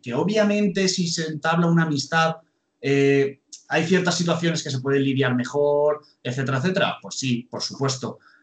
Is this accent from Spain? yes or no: yes; Alicante, Valencian Community, Spain; moved away; Yo, por ejemplo, soy de Alicante, a lo mejor he tenido que pasar una temporada en Alicante